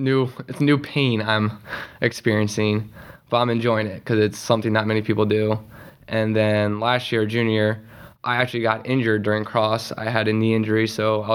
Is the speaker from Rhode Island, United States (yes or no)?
no; Ephrata, Pennsylvania, United States; I grew up in Ephra, so just right across the river